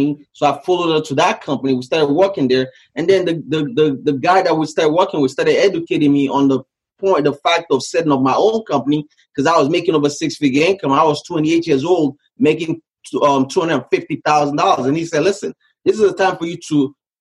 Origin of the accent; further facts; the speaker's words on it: Nigeria; moved away as an adult; also born or lived in Canada; now in United States; So I grew up in West Africa, Nigeria. I left Nigeria when I was 18 years old.